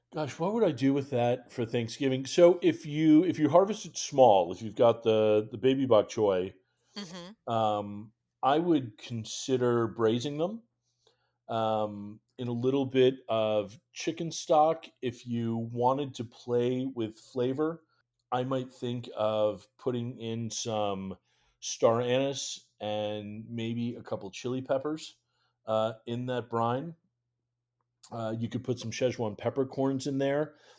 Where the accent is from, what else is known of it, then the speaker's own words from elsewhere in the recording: Western Massachusetts, United States; moved away as an adult; now in Washington, D.C., United States; I grew up in Western Massachusetts uh, and moved down here back in 2003